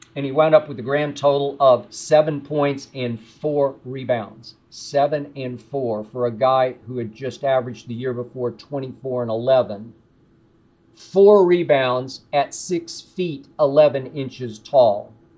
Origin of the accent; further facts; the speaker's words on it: Oklahoma City, Oklahoma, United States; moved away; Oklahoma City, my hometown